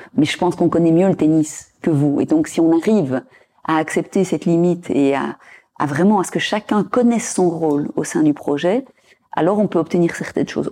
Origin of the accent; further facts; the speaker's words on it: Belgium; en tant que Belge